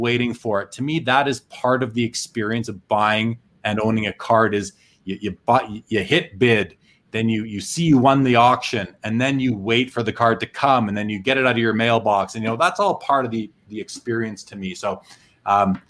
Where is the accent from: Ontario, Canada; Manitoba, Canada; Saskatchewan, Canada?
Manitoba, Canada; Winnipeg; I grew up in Winnipeg, which, you know, just north of North Dakota in Canada